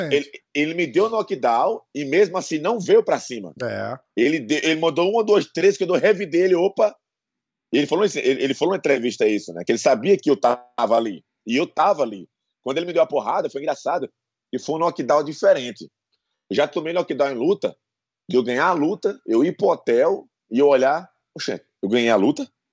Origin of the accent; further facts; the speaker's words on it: Brazil; also born or lived in São Paulo, Brazil / Bahia, Brazil / Paraíba, Brazil; eu nasci em São Paulo, né? Uhum. Mas eu fui embora muito, muito novo. Eu fui embora com sete anos para Bahia, da Bahia Paraíba, né? Passei 25, 22, 23 anos